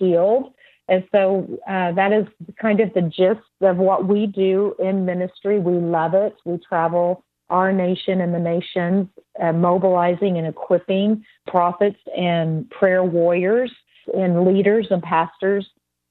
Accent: Texas, United States; we're from Texas

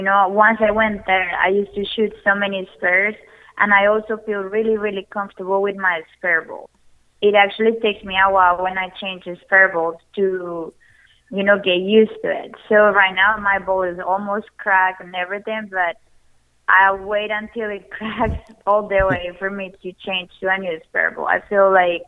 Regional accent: Colombia; now in United States; growing up in Colombia

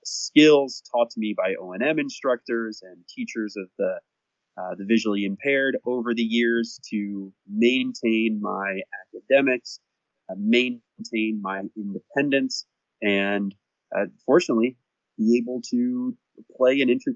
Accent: Annapolis, Maryland, United States; I grew up in Annapolis, Maryland, by the way, so that's why I was able to go to all these amazing places.

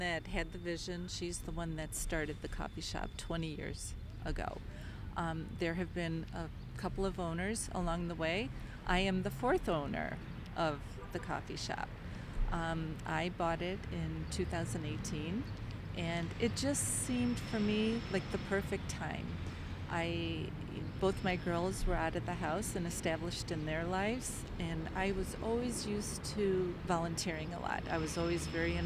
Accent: Kirtland, Ohio, United States; also born or lived in Toledo, Ohio; now in Chardon, United States; I am from Kirtland. That's where I grew up

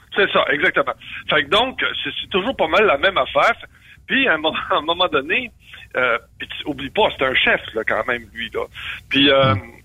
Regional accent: Canada; je suis Canadien

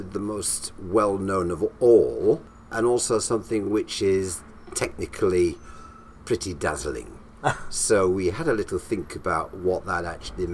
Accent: Morley, Yorkshire and the Humber, United Kingdom; accent: up north; moved away; also born or lived in Ely; I was born and bred in Morley, which is just outside Leeds.

